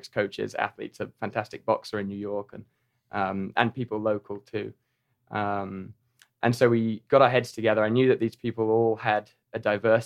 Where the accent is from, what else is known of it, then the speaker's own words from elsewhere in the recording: Norfolk, East of England, United Kingdom; moved away as an adult; now in Chattanooga, United States; I'm from Norfolk in England, the east of England